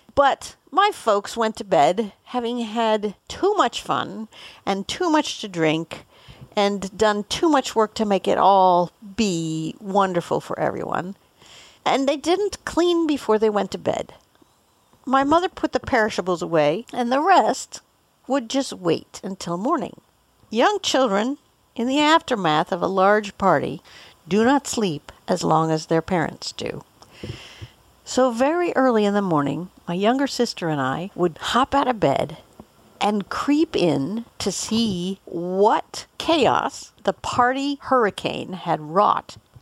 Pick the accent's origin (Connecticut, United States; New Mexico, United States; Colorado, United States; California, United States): Colorado, United States; Boulder; born or raised there